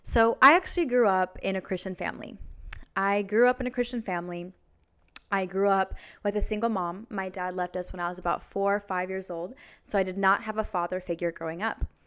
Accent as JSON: {"language": "English", "town": "Vancouver", "region": "Washington", "country": "United States", "said": "I'm from Vancouver, Washington"}